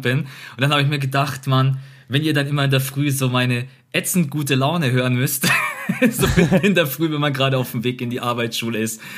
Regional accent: Munich, Bavaria, Germany; bei uns in Bayern, München.

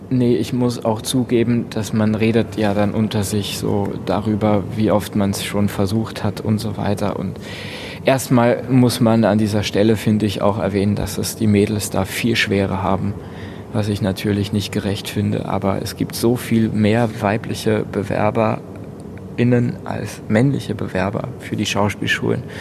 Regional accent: Lower Austria, Austria; Ich komme, äh, ich bin südlich von Wien auf dem Land aufgewachsen in einem kleinen Dorf in Niederösterreich. Das, das ist das Bundesland um Wien herum.

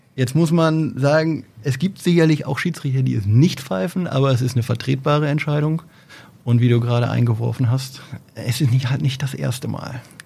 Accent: Oldenburg, Lower Saxony, Germany; grundsätzlich bin ich Oldenburger

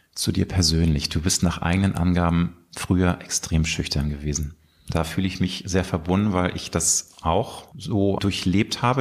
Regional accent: Hamburg, Germany; in meiner Heimatstadt Hamburg

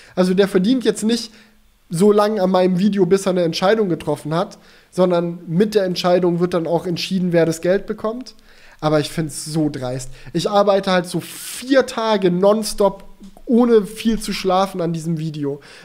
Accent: Swabia, Baden-Württemberg, Germany; moved away; ich bin ja auch in, im Schwabenländle zur Schule gegangen

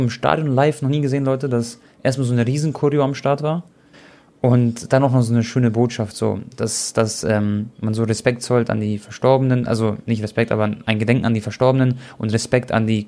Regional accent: Croatia; Und für mich war es auch was ganz Besonderes, weil ihr wisst ja, ich bin ja Kroate

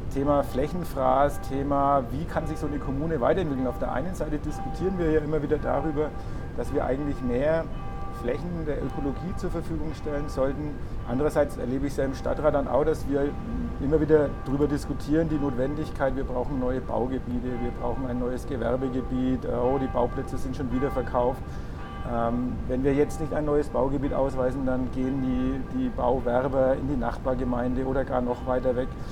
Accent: Bad Windsheim, Bavaria, Germany; moved away; bin in meine Heimatgemeinde gefahren

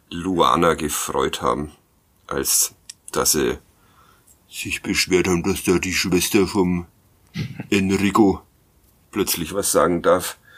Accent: Nuremberg, Bavaria, Germany; Ja, ich äh, als Nürnberger ja.

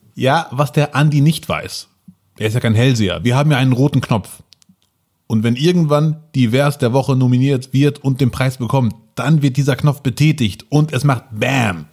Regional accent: Germany; ich, sehe mich eher als Deutscher mit Einwanderungsoptik

